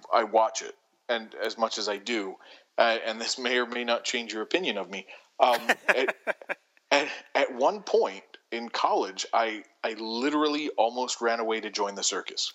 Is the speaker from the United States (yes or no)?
yes; Baltimore, Maryland, United States; Born and raised and retired to Baltimore. Which is my hometown